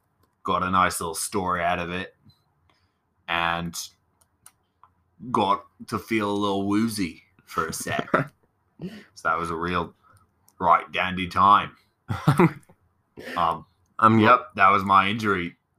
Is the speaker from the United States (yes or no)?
no; Australia; No, I'm Australian.